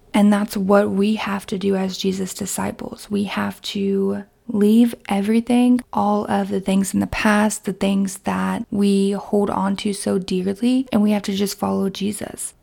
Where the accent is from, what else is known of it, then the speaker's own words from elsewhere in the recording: Kentucky, United States; my hometown in Kentucky